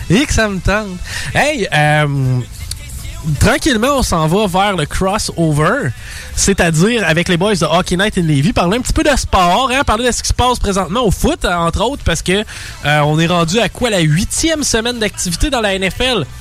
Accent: France; je, pourrais être, comme on dit euh, par chez nous en France, je pourrais être dans la marde.

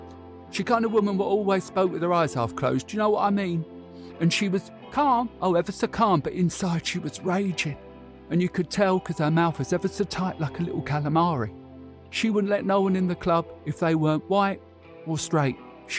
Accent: Canvey Island, East of England, United Kingdom; Growing up in Canvey in the 70s was ever so boring.

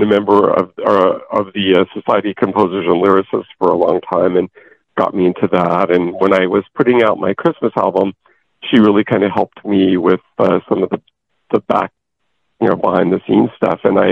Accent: Porterville, California, United States; my hometown of Porterville

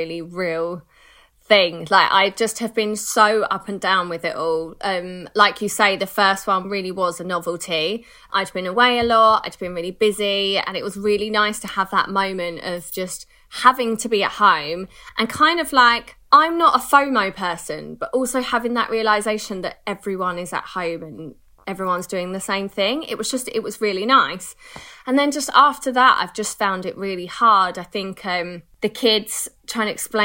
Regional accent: United Kingdom; We're so British

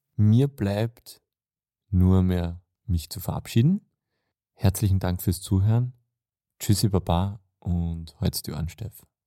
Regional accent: Austria; gerade als Österreicher

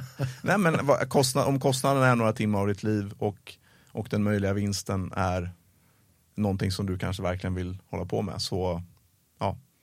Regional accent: Sweden; som svensk

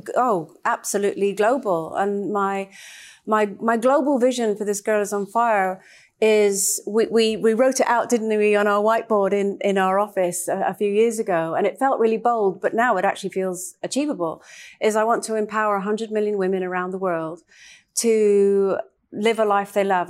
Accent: Trinidad & Tobago; moved away; I actually grew up in Trinidad

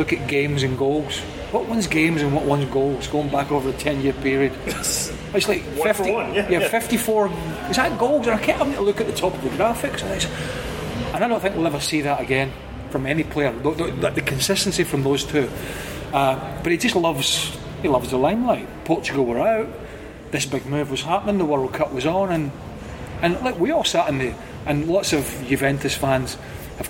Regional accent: United Kingdom; moved away; Now I sit as a UK guy living as a resident

